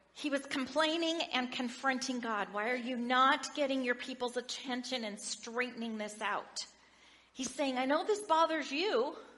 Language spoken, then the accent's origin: English; Oregon, United States; I grew up in Oregon in a large family